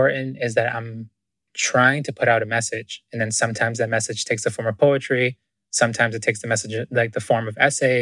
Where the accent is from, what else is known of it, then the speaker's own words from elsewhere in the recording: Boston, Massachusetts, United States; also born or lived in Ecuador / Wesleyan University, Connecticut; I was originally born in Ecuador, in South America. And I came to the US when I was 4, but I grew up in Boston